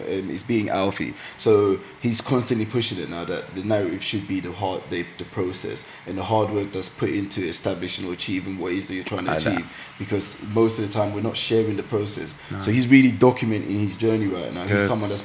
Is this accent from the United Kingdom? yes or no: yes; London, United Kingdom; accent: East London; now in Essex, United Kingdom; Being in East London, I just didn't think I sounded proper enough